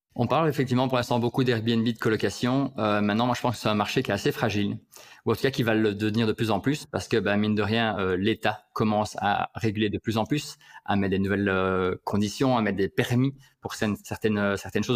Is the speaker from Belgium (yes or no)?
yes; Liège, Wallonia, Belgium; je suis liégeois